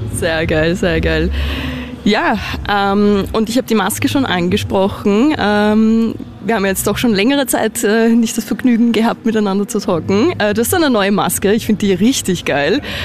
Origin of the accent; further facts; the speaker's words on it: Austria; sind wir Österreicher